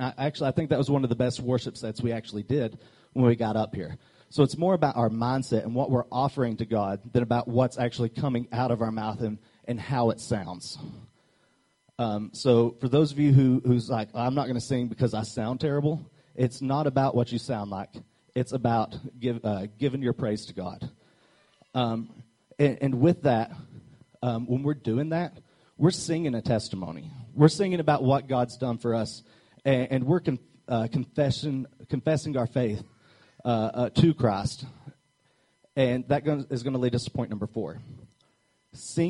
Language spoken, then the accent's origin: English; Arkansas, United States; I'm from Arkansas